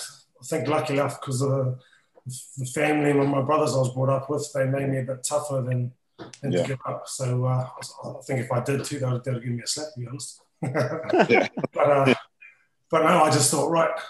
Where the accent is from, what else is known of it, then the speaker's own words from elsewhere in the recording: New Zealand; now in England, United Kingdom; as a Kiwi